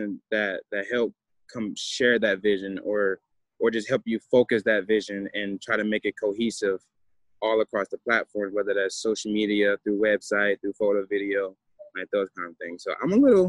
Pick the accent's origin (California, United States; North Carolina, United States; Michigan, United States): Michigan, United States; Detroit; I was born and raised in Detroit, D-Town